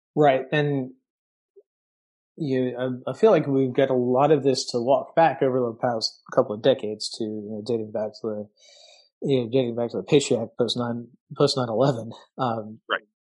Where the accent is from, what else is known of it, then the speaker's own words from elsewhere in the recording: Massachusetts, United States; moved away; also born or lived in upstate New York; I grew up in Massachusetts and I lived for a while in, in upstate New York